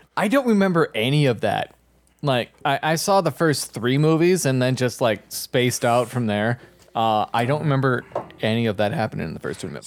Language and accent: English; Minnesota, United States; I'm from Minnesota